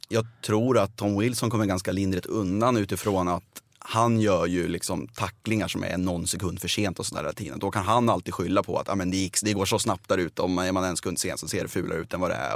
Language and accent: Swedish; outside Uppsala, Uppsala County, Sweden; jag är uppväxt utanför Uppsala